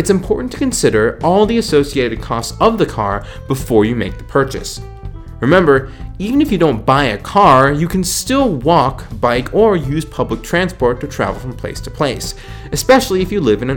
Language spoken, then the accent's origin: English; Virginia, United States; my home state of Virginia